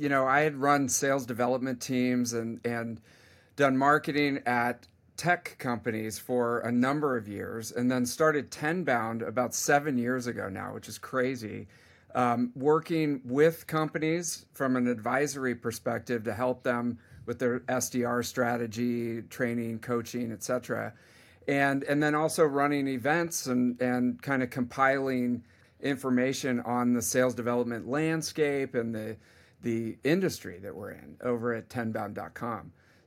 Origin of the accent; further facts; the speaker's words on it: California, United States; I mean, I'm from the Bay Area, and so tech is kind of in my blood